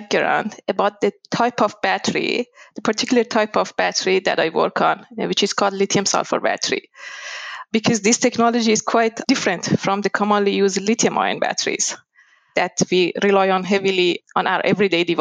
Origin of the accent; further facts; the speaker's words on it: Iran; moved away as an adult; also born or lived in Tehran; now in Australia; I was born in Iran